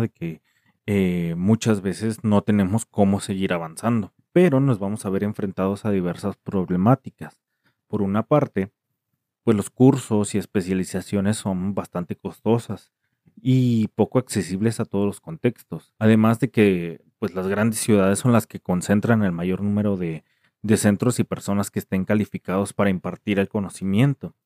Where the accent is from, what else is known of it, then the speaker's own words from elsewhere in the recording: Mexico; en México, que es de donde soy